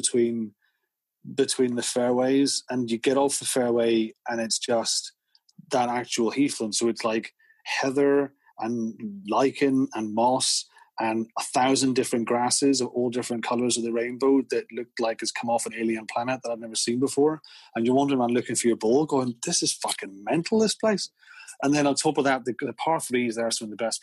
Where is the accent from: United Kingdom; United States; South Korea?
United Kingdom; County Down, Northern Ireland; I am from County Down